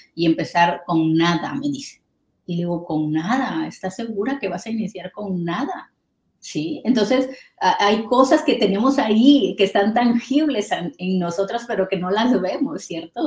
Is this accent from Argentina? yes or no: no; Mexico; moved away; yo soy mexicana